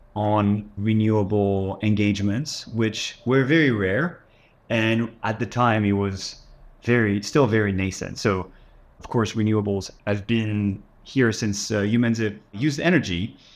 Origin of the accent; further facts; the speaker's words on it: south of France, France; moved away as an adult; also born or lived in Paris, France; I was born in France, grew up in the south of France, moved to Paris to study